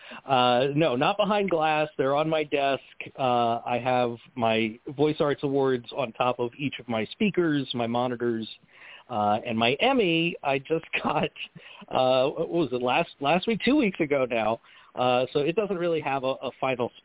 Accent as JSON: {"language": "English", "region": "Maryland", "country": "United States", "moved": "yes", "lives_now": "Los Angeles, United States", "said": "I'm originally from Maryland"}